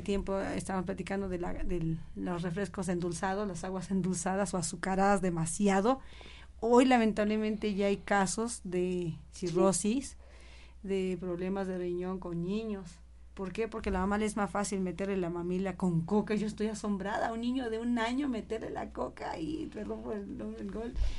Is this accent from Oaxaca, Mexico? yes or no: yes; Oaxaca, Mexico; born or raised there; now in Tlaxcalancingo, Mexico